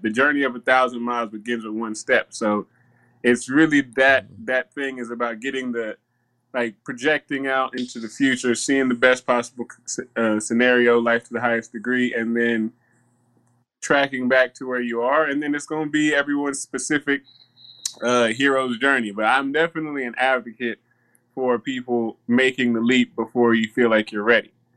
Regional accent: the South, United States; I grew up in the South

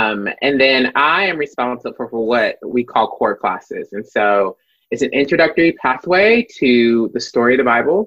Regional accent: the North, United States; moved away as an adult; also born or lived in Chicago; now in Dallas, United States; I am a northern gal

